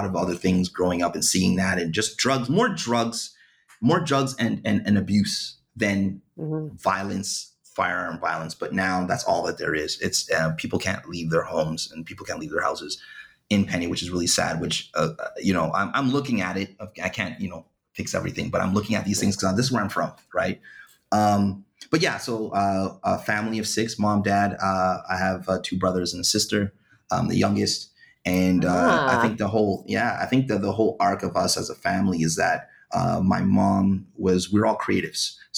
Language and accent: English; Ottawa, Ontario, Canada; I grew up in a small little place, west side of Ottawa, called Bayshore.